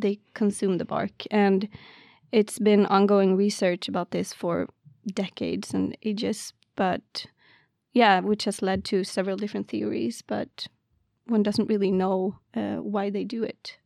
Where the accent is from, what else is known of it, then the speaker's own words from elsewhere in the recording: Karlstad, Värmland, Sweden; moved away as an adult; also born or lived in Lund, Sweden; now in Umeå, Sweden; I am from Värmland, Karlstad, which is, like, around Stockholm area